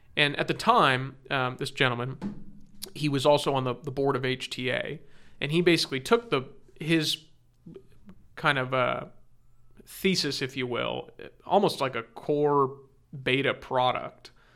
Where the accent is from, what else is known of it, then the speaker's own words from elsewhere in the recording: Orange County, California, United States; I'm born and raised in Orange County. That's, that's where I grew up